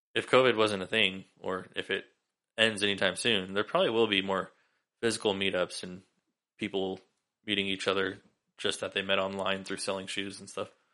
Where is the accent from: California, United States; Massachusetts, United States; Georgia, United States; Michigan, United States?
California, United States; Sacramento; moved away; I grew up in Sacramento